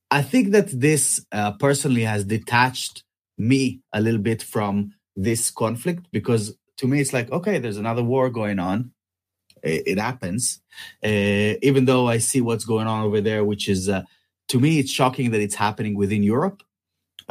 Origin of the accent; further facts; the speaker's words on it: Israel; moved away; Israel, which is my hometown or my home country